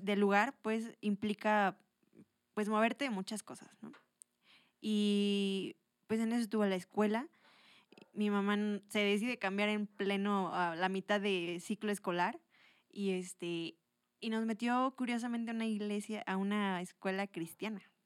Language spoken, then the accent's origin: Spanish; Toluca, State of Mexico, Mexico; also born or lived in Atlacomulco; soy de aquí, de Toluca